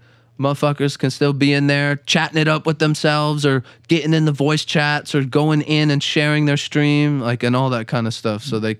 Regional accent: West Palm Beach, Florida, United States; now in Jacksonville, United States; Yeah, I'm from West Palm. I moved up here

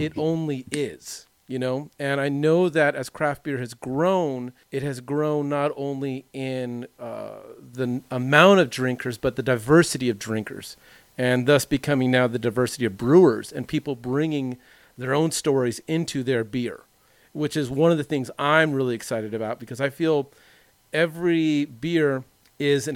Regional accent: Long Beach, California, United States; growing up in the Long Beach area in the late 90s, I grew up in this very conservative white

